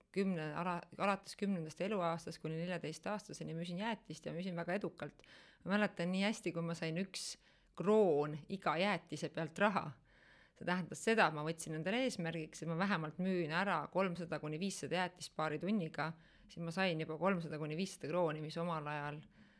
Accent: Pärnu, Pärnu County, Estonia; moved away as an adult; now in Tallinn, Estonia; ma olen ise tegelikult pärit Pärnust. Äh, üheksateistaastaselt äh, tulin Tallinna elama

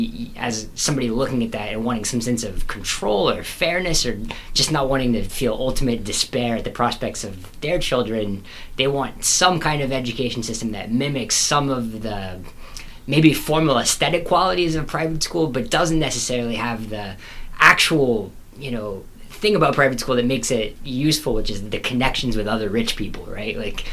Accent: Texas, United States; I come from Texas

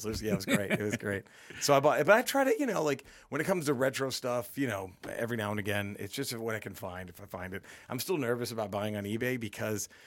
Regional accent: Dallas, Texas, United States; I grew up in Texas. I went to Stonewall Jackson Elementary School

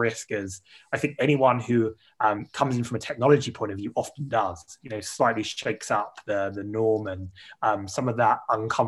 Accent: United Kingdom; as a Brit

